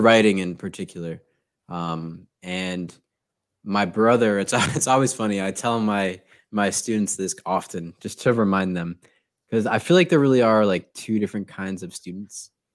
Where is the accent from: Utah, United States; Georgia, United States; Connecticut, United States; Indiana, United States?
Connecticut, United States; Newtown; moved away as an adult; also born or lived in New Haven, Connecticut; now in Texas, United States; I grew up in Newtown, which is the same town that has Sandy Hook Elementary.